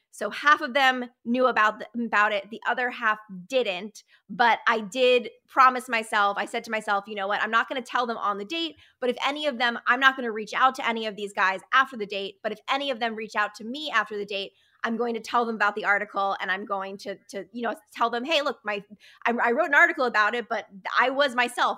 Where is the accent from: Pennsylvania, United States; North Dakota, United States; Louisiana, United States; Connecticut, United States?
Connecticut, United States; also born or lived in New York; I was born in New York and raised in Connecticut.